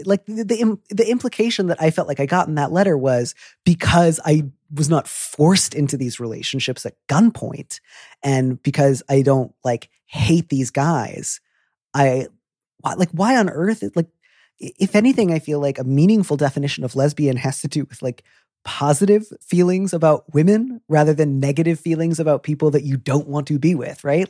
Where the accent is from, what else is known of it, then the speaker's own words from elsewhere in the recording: Midwest, United States; I'm from the Midwest